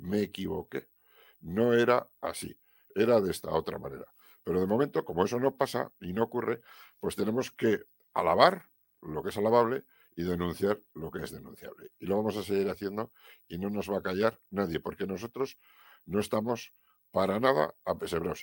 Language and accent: Spanish; Navarre, Spain; Los que somos navarros